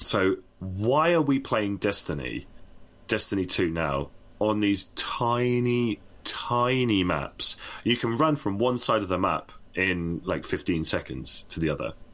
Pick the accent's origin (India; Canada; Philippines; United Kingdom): United Kingdom; I'm British.